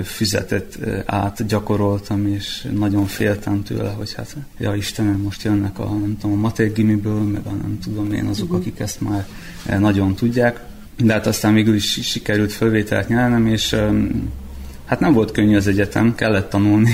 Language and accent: Hungarian; Srbobran, Vojvodina, Serbia; moved away as an adult; now in Novi Sad, Serbia; itt-itt nőttem fel Szent Tamáson